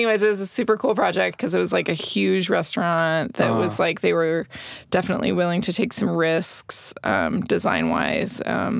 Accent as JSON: {"language": "English", "area": "Orange County", "region": "California", "country": "United States", "tie": "born or raised there", "moved": "as an adult", "lives_now": "Salt Lake City, United States", "said": "I grew up in Orange County, California. I'm not originally from Salt Lake"}